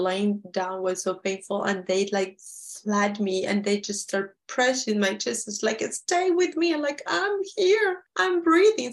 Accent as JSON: {"language": "English", "country": "Peru", "said": "we're from Peru"}